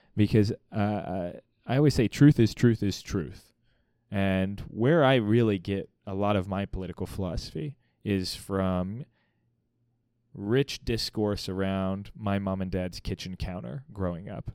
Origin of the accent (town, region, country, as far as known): Missouri, United States; born or raised there; also born or lived in Virginia Beach, Virginia